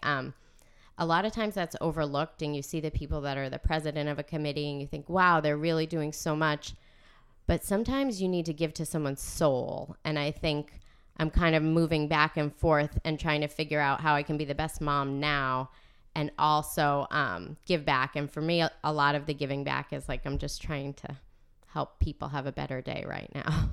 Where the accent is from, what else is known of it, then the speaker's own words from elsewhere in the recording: North Andover, Massachusetts, United States; also born or lived in Providence; I am from North Andover. I grew up here out on Chestnut Street